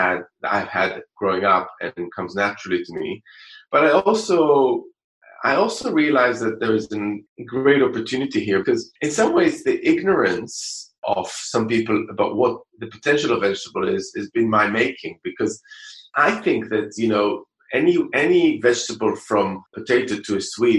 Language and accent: English; Jerusalem, Jerusalem District, Israel; English is a second language; I think it is a lot to do with where I was brought up. So growing up in Jerusalem, you know, just the balance was quite different.